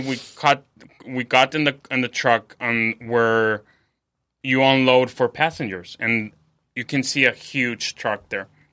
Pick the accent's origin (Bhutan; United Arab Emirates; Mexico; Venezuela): Mexico; now in San Diego, United States; I'm from, I live in San Diego. I'm from Mexico